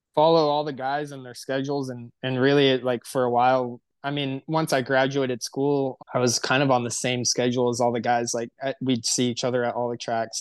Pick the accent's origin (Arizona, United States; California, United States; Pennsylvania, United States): California, United States; Temecula; I'm from Temecula, California